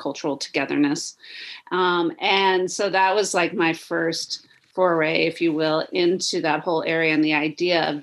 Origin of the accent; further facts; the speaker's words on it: Texas, United States; I grew up in Texas